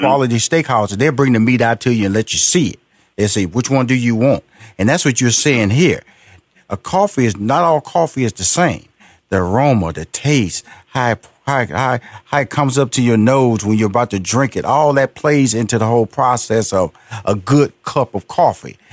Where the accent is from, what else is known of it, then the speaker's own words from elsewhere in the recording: Houston, Texas, United States; I'm from Houston, Texas, big barbecue country